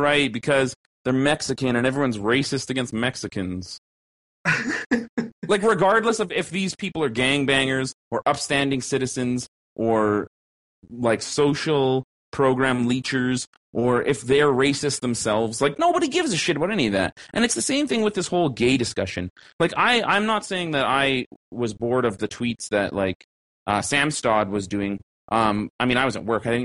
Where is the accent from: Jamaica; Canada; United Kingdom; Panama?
Canada; Caucasian slash mixed bred Canadian regular ass fucking person